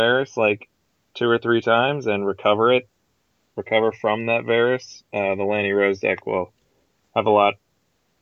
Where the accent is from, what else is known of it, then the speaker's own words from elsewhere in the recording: Madison, Wisconsin, United States; I'm from Madison, Wisconsin in the U.S.